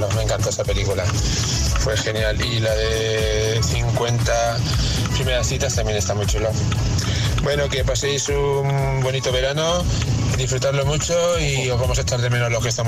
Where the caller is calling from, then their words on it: Valencia, Valencian Community, Spain; de Valencia.